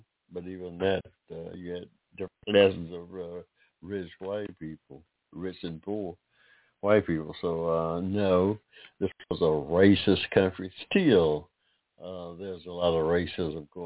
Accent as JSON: {"language": "English", "country": "United States", "said": "I'm an American, by the way, of African descent."}